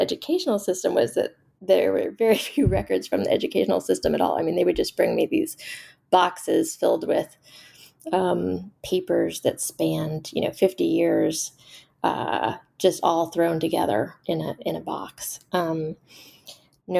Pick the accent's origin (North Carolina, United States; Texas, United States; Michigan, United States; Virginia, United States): Texas, United States; Austin; I grew up in Austin, Texas, and had much more of a connection to Mexico